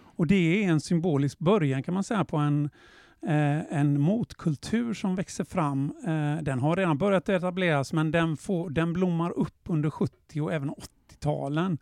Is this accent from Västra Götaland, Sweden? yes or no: yes; Gothenburg, Västra Götaland, Sweden; Jag är ju född och uppvuxen i Göteborg